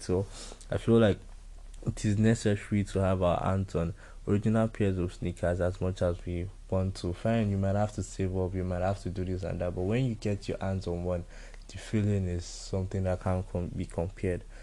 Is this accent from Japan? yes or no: no; Nigeria; As a Nigerian